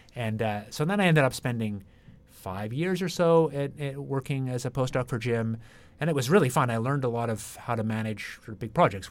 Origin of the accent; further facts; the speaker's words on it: Ottawa, Ontario, Canada; moved away as an adult; also born or lived in Toronto / Britain / Cambridge, Massachusetts; I grew up in Ottawa, Canada